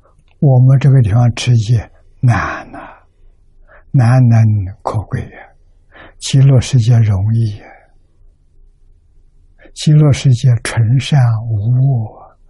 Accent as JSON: {"language": "Chinese", "country": "China", "said": "我们中国人的算法是三千多年，"}